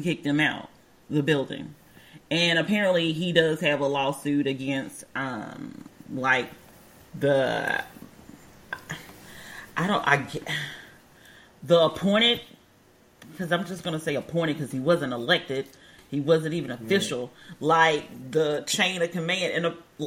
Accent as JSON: {"language": "English", "region": "Alabama", "country": "United States", "tie": "born or raised there", "moved": "yes", "said": "my hometown is in Alabama."}